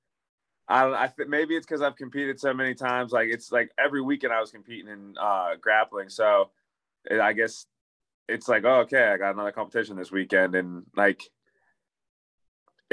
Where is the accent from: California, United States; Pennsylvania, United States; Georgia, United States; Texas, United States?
Pennsylvania, United States; Pittsburgh; I live in Pittsburgh and I'm from Pittsburgh